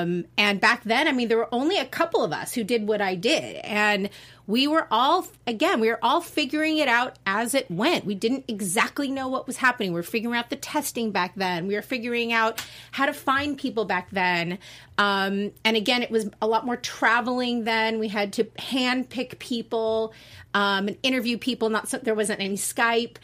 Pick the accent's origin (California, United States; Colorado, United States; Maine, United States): California, United States; Los Angeles; I am from Valley, born and raised in Granada Hills